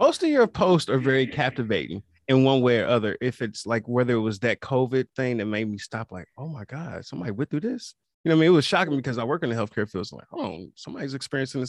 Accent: Kansas City, Missouri, United States; I am from Kansas City, Missouri, homegrown

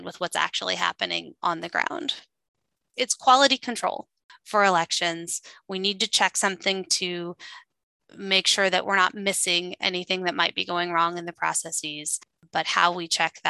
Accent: Midwest, United States; I grew up in the Midwest, and my grandmother worked in our small town syringe factory

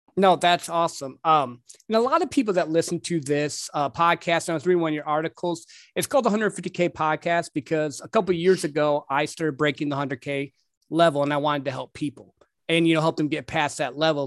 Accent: Midwest, United States; I grew up in the Midwest

